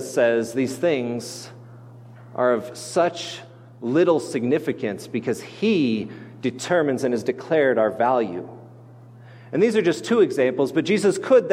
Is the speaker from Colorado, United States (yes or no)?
yes; Grand Junction, Colorado, United States; outside the city of Grand Junction where I grew up on the Grand Mesa